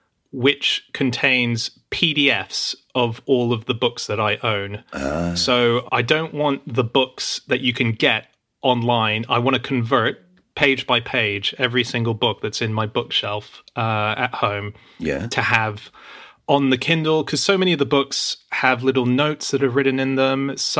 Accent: Australia; I don't know if that even existed when I was growing up in Australia.

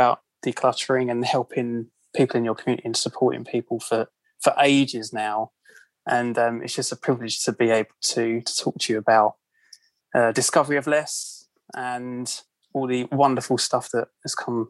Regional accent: London, United Kingdom; accent: Cockney; As you can probably tell by my accent, I'm from London, UK.

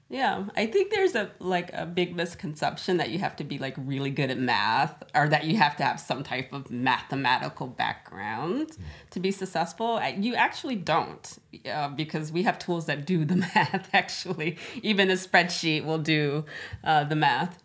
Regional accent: Florida, United States; moved away as an adult; now in Stockholm, Sweden; I'm originally from Florida. That's where I was born and raised

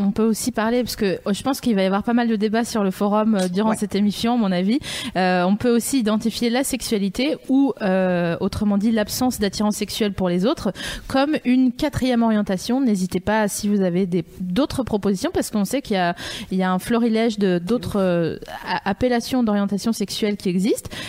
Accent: Vosges, Grand Est, France; je viens des Vosges

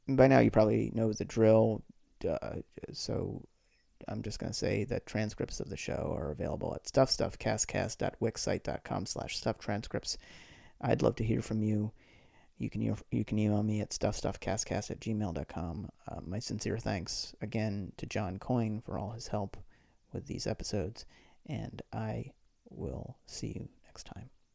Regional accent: Boston, Massachusetts, United States; I grew up in the Boston area

